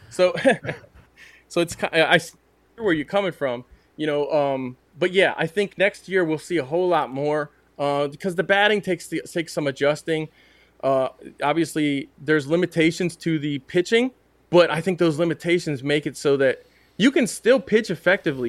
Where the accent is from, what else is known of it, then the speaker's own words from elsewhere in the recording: United States; me as an American into cricket